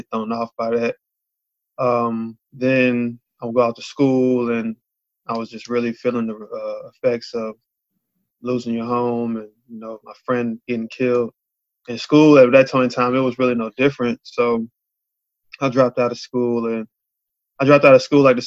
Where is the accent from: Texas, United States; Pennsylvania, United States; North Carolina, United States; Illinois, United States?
North Carolina, United States; Charlotte; I'm from Charlotte.